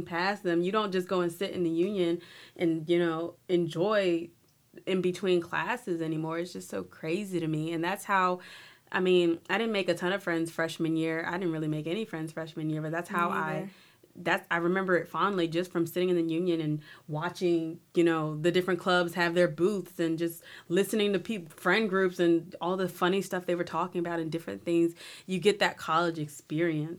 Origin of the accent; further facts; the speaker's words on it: New Orleans, Louisiana, United States; I'm from New Orleans, I'm not local to Natchitoches